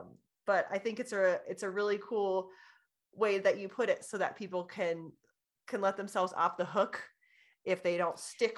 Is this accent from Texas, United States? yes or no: no; California, United States; born there; I was born in California, so I'm...